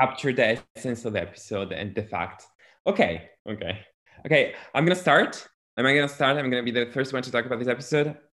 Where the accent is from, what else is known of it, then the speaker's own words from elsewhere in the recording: Italy; I'm from Europe, I'm from Italy